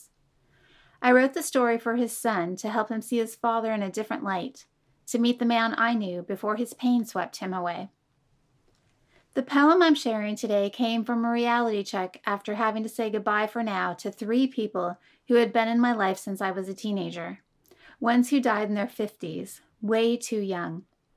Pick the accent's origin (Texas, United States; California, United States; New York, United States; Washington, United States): California, United States; Alameda; also born or lived in Oakland, California / Tri-Valley, California; I was born in Oakland, California, raised in Alameda, and now reside in the Tri-Valley with my husband and son